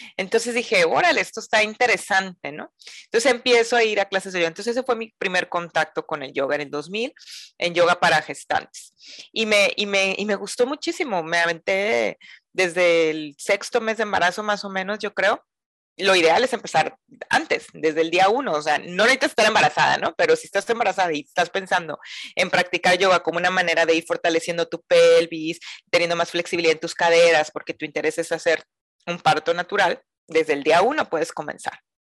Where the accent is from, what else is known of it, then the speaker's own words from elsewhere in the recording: Mazatlán, Sinaloa, Mexico; soy mazatleca, eh, nací en Mazatlán, Sinaloa, la perla del Pacífico, acá en, el, pues, en el norte de México